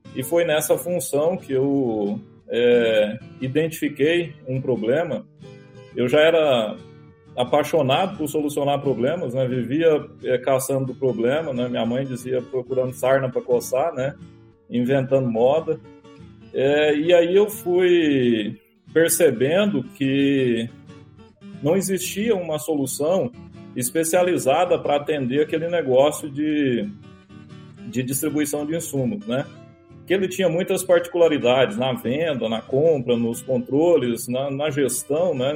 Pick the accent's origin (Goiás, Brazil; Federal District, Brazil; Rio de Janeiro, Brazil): Goiás, Brazil; Firminópolis; also born or lived in São Luís de Montes Belos / Goiânia; Eu sou goiano do interior de Goiás, é uma cidade chamada Firminópolis, né? Nasci numa família humilde